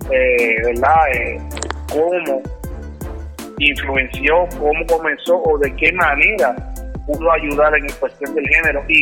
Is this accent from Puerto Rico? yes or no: yes; Puerto Rico; nosotros los boricuas